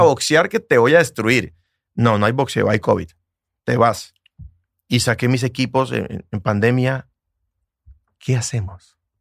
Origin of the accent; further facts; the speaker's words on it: Bucaramanga, Santander, Colombia; mi ciudad, Bucaramanga